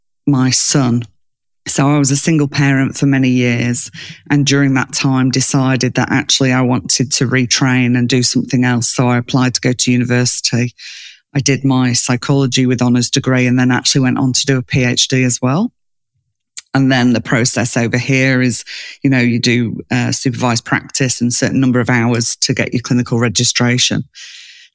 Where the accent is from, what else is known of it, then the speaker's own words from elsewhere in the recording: England, United Kingdom; moved away as an adult; now in Australia; I grew up in England, but I live in Australia